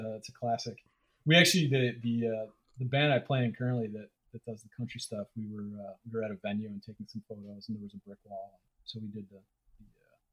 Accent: Ohio, United States; moved away; I'm from Ohio

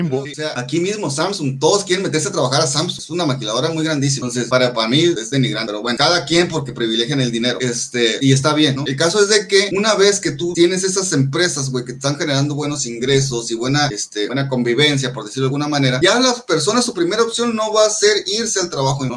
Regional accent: Mexico; somos mexicanos

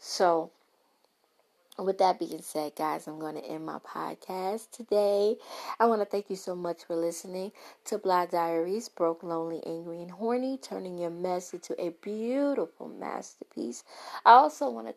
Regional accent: New York City, New York, United States; accent: Brooklyn; My Brooklyn accent

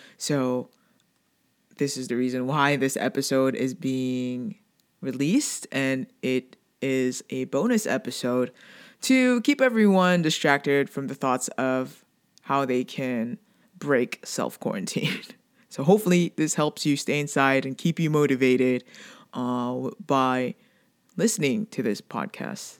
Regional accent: Philippines; I'm Filipino

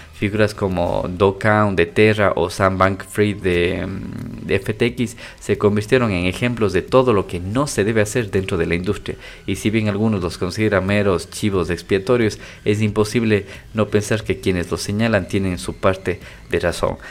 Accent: Ecuador; yo soy de Ecuador

